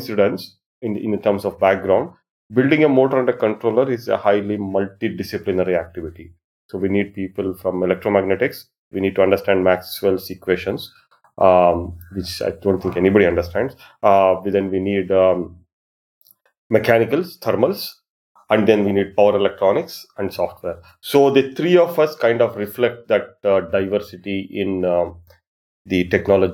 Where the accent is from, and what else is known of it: Bengaluru, Karnataka, India; born or raised there; moved away as an adult; also born or lived in Arizona, United States